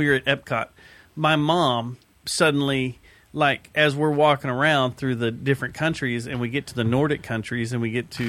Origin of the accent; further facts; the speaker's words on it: Hurst, Texas, United States; I grew up in Hearst.